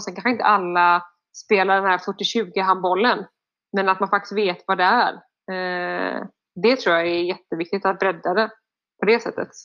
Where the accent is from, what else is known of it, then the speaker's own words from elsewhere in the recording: Sweden; also born or lived in France; hemma i Sverige